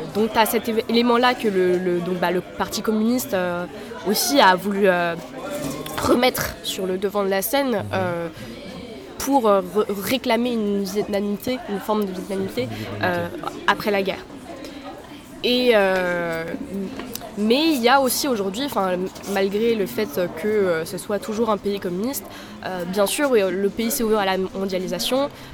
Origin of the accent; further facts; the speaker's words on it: Paris, Île-de-France, France; je suis née en France, je suis née à Paris